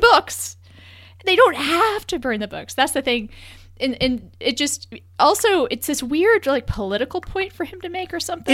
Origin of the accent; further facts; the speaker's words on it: Texas, United States; As a Texan